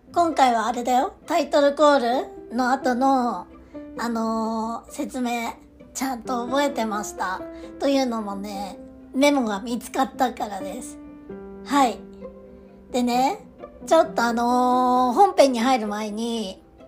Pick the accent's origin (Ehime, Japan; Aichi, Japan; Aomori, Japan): Aomori, Japan; 私、あの、出身が青森なんですけど、たまに変な発音を直そうとしてさらに変な発音になっちゃう